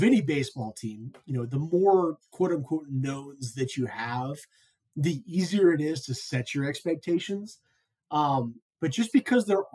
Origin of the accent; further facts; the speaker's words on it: Lexington, Kentucky, United States; moved away as an adult; now in Denver, United States; So I'm out here in Denver, Colorado. I've been here for 11 plus years now, which is kind of crazy to think about, even though I grew up in Lexington